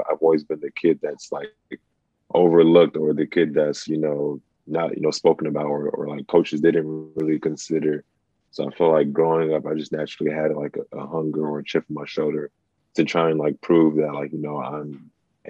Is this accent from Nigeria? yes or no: yes; Nigeria; Honestly, I don't know. I think it's maybe genetics, or maybe because I'm from Nigeria.